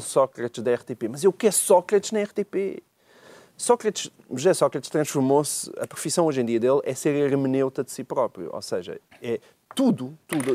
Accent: Portalegre, Alentejo, Portugal; Porto Alegre, que é a minha terrinha

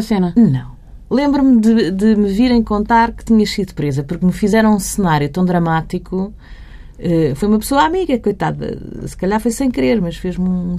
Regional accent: Barreiro, Lisbon, Portugal; cresci no Barreiro

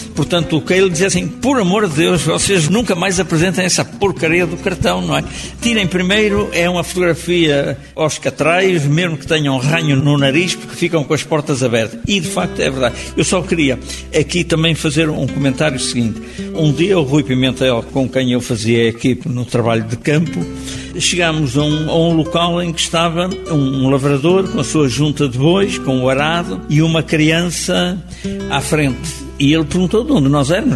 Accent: Leça da Palmeira, Norte, Portugal; um miúdo da minha terra, à beira-mar, em Leça da Palmeira

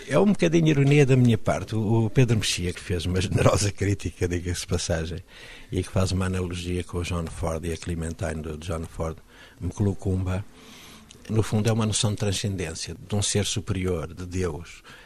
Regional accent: Maputo, Mozambique; moved away as an adult; now in Portugal; cada vez que chego a Maputo, é uma gramática inteira que está dentro de mim e que eh, é instintivo. Estou em casa

